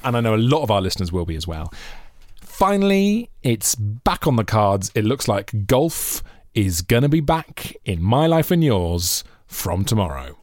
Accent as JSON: {"language": "English", "town": "Monmouth", "region": "Wales", "country": "United Kingdom", "tie": "born or raised there", "said": "growing up in Monmouth."}